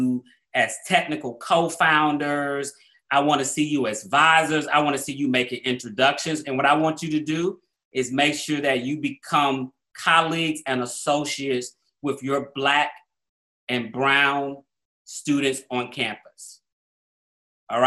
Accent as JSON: {"language": "English", "town": "Atlanta", "region": "Georgia", "country": "United States", "tie": "born or raised there", "also_born_or_lived": "New Orleans", "said": "I grew up in Black Atlanta. Everything I saw that was inspiration to me growing up in Atlanta was Black."}